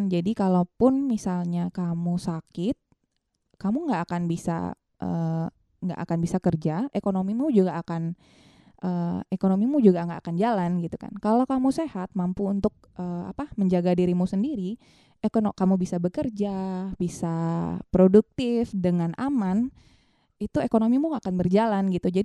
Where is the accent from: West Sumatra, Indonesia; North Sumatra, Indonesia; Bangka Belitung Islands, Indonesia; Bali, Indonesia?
Bali, Indonesia; kita sebagai orang Bali kan juga uh, apa uh, perlu untuk apa hal-hal yang seperti itu